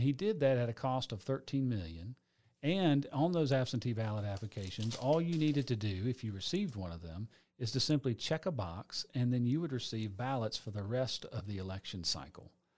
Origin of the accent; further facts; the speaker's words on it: Atlanta, Georgia, United States; also born or lived in Gainesville, Georgia; I know my family is six generations Atlanta. So I was born in Atlanta.